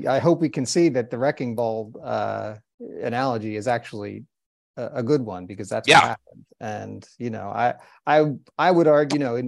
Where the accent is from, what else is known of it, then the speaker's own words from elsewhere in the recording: New Jersey, United States; my own home state of New Jersey